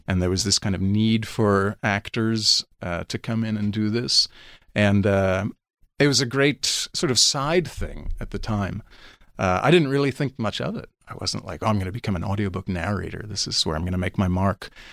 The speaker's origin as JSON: {"language": "English", "town": "New York City", "region": "New York", "country": "United States", "tie": "born or raised there", "said": "I grew up on Seventeenth Street, uh, and Fifth Avenue"}